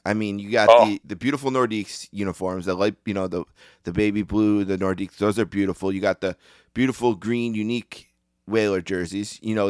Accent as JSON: {"language": "English", "town": "Buffalo", "region": "New York", "country": "United States", "tie": "born or raised there", "said": "I grew up here in Buffalo"}